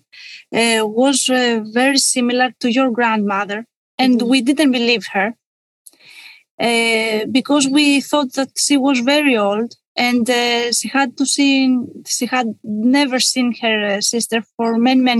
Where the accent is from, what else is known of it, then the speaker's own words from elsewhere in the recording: Kalamata, Peloponnese, Greece; moved away as an adult; I was born in Kalamata in 1984